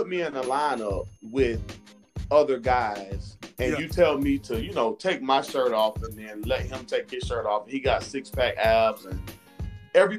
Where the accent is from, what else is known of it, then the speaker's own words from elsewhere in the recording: Florida, United States; now in Georgia, United States; I'm from Florida, so I would go home and visit